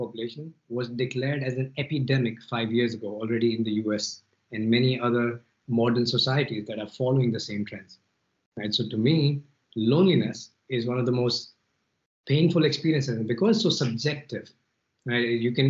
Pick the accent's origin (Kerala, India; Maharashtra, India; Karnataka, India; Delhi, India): Delhi, India; moved away as an adult; also born or lived in Philippines / Malaysia / Paris; now in Spain; I grew up in Delhi. I lived in a few cities in India. Then I lived in Philippines and Malaysia, then Paris, now in Spain